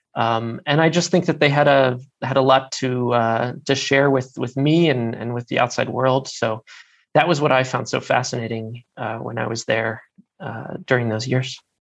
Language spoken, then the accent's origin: English; Baltimore, Maryland, United States; moved away as an adult; also born or lived in Washington, D.C. / Algeria; now in Germany; I am from Baltimore, Maryland